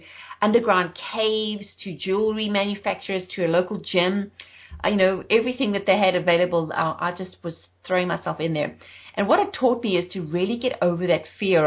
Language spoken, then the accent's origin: English; South Africa; moved away as an adult; also born or lived in United Kingdom; now in Charlotte, United States; I'm South African and I've been living in the US for 9 years, but I left South Africa in 2000 and then moved to the UK